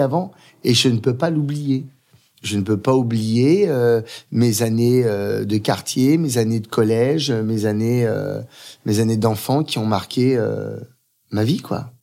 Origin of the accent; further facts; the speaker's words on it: Aubervilliers, Île-de-France, France; j'ai grandi à Aubervilliers pendant 14 ans